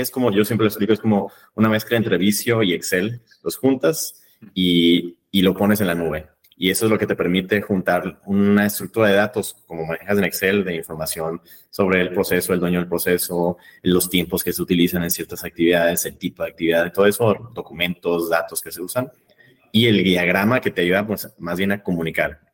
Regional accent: Monterrey, Nuevo León, Mexico; moved away as an adult; also born or lived in London, United Kingdom; now in Vienna, Austria; soy de México, soy de Monterrey, eh, México

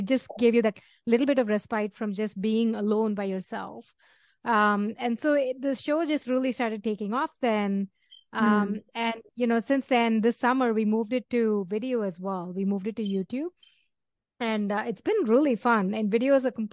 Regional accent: Chennai, Tamil Nadu, India; moved away; also born or lived in New Delhi; I grew up in Chennai, New Delhi first and then Chennai after.

